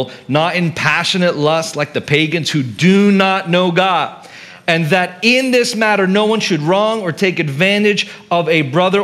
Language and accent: English; Philippines; I grew up here in the Philippines, and in Mega Mall